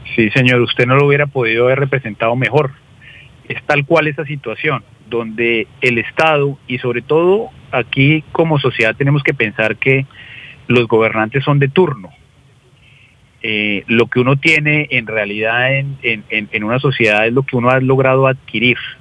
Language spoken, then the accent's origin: Spanish; Colombia; los colombianos